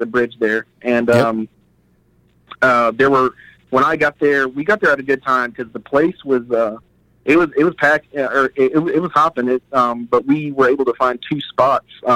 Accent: Nashville, Tennessee, United States; I was born and raised here in Nashville.

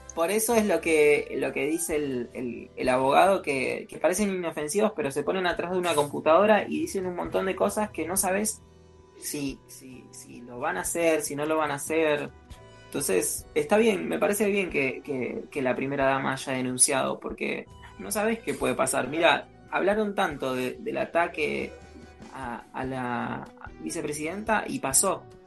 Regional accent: Argentina; nuestro país, nuestra querida Argentina

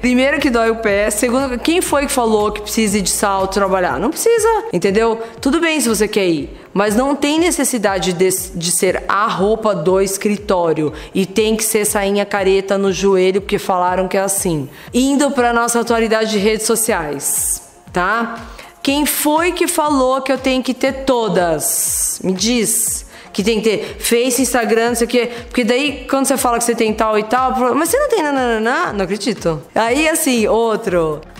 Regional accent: Brazil; Ainda bem que eu nasci no Brasil

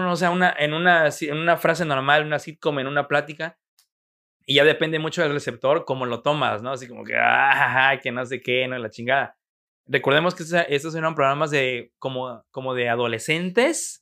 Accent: Mexico; como un mexicano

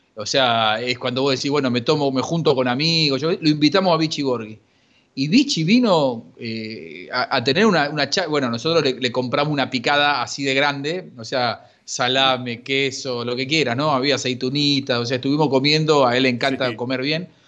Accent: Argentina; como argentino

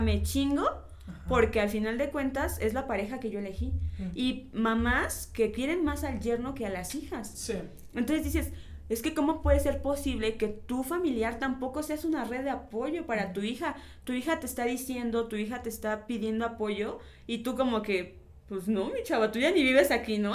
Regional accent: Mexico; Como mexicanos

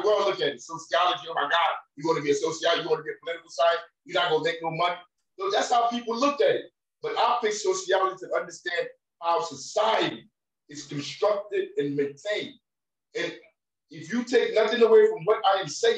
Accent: United States; as an American, growing up, living in the system

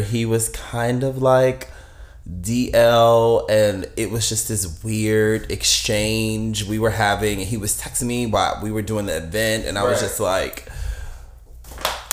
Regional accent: Greensboro, North Carolina, United States; moved away as an adult; also born or lived in New Jersey; now in New York, United States; I'm originally from North Carolina. That's where I grew up at, a little small town called Greensboro. And I relocated here when I was about like 18

